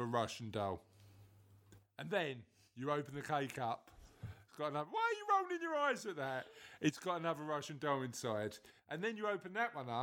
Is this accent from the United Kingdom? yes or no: yes; Kennington, London, United Kingdom; moved away; I'm from Kennington originally.